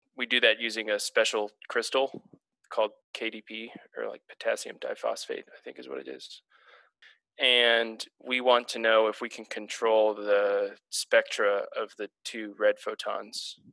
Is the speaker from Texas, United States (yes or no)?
yes; Houston, Texas, United States; now in Portland, United States; I'm from Houston, Texas, the greatest city on earth.